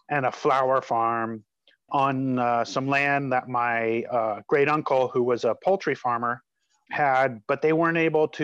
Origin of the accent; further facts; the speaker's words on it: just outside of Denver, Colorado, United States; moved away; also born or lived in San Francisco Bay Area, California; I was born just outside of Denver, Colorado